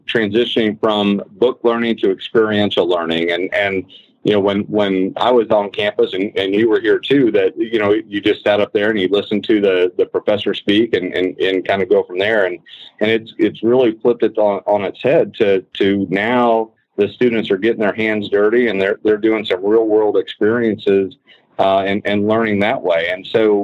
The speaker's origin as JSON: {"language": "English", "town": "Logansport", "region": "Indiana", "country": "United States", "tie": "born or raised there", "also_born_or_lived": "Missouri", "said": "born and raised in Logansport, Indiana"}